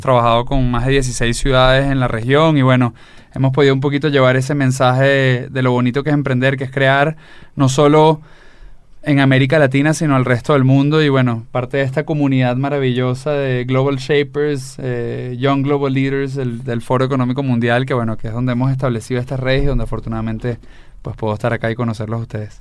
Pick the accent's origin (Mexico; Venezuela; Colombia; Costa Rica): Venezuela; soy venezolano de pura